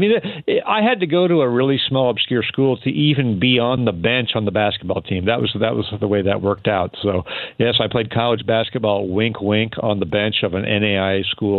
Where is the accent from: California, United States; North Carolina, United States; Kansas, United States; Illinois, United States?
California, United States; Sacramento; moved away as an adult; now in Washington, United States; I grew up in Sacramento.